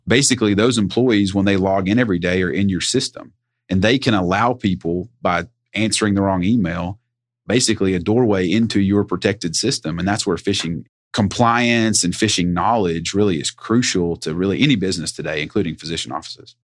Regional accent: Sevier County, Tennessee, United States; also born or lived in Knoxville, Tennessee; I am originally from Sevier County, Tennessee, home of Dolly Parton

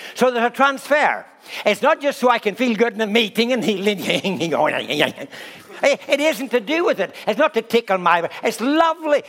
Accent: Ireland; I'm Irish

